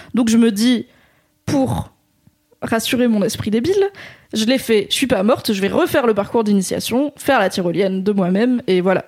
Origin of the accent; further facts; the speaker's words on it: Drôme, Auvergne-Rhône-Alpes, France; dans la Drôme là où j'ai grandi